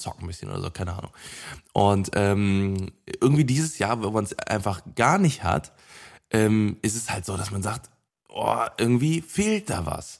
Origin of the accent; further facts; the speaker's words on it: Cologne, North Rhine-Westphalia, Germany; ich bin gebürtiger Kölner, ich bin ja geboren und aufgewachsen hier